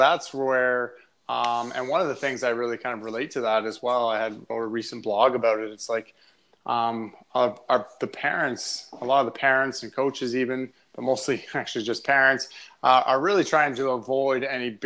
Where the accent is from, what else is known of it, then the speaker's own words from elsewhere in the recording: North Bay, Ontario, Canada; I come from North Bay, Ontario, which is about 3 hours north of Toronto. And I grew up playing minor hockey there